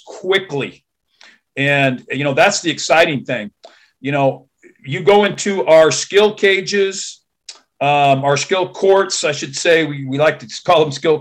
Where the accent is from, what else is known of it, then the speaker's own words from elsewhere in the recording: Santa Barbara County, California, United States; now in Vancouver, Washington, United States; I grew up in Santa Barbara County, California, about 11 miles from the beach